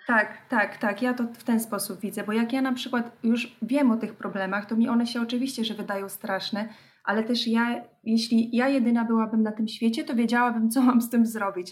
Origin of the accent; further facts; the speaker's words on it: Podlaskie Voivodeship, Poland; moved away; Ja pochodzę z Podlasia